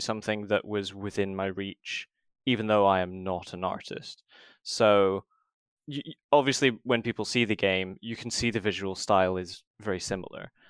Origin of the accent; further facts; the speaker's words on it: Scotland, United Kingdom; moved away as an adult; now in England; I'm from Scotland